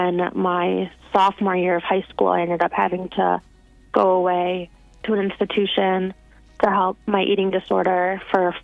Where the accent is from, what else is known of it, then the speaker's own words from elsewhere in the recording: West Bloomfield, Michigan, United States; I grew up in West Bloomfield